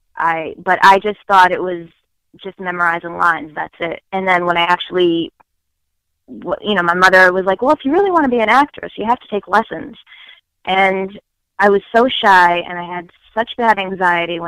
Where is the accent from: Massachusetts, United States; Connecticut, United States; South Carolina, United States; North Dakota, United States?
Massachusetts, United States; Boston; accent: thick Boston; My Boston accent is very thick